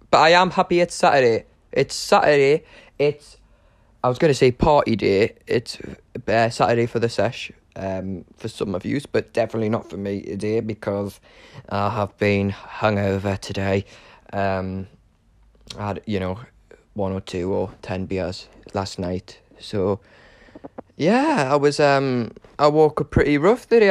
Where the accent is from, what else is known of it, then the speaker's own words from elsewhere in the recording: Newcastle upon Tyne, North East England, United Kingdom; moved away as an adult; now in London, United Kingdom; I'm currently living in Chiswick in London, but I am originally from Newcastle upon Tyne. Um, yeah, I'm a Geordie.